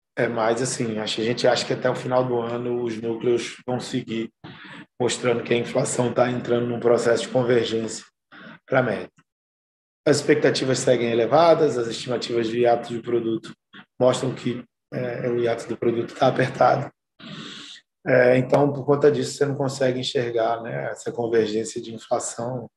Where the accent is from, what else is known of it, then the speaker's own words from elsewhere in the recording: Brazil; A gente, como brasileiro